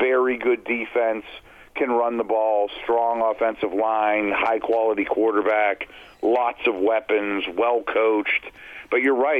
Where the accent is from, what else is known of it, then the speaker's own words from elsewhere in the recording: Pittsburgh, Pennsylvania, United States; I mentioned I'm from Pittsburgh